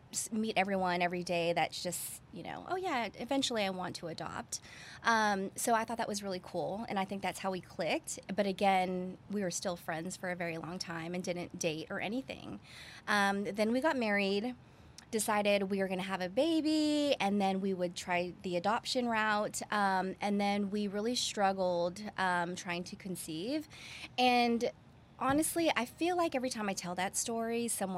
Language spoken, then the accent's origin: English; California, United States; also born or lived in Guam; I was born in Guam. And then when I was 3 years old, we moved to California. And then my dad was stationed there. And I just grew up there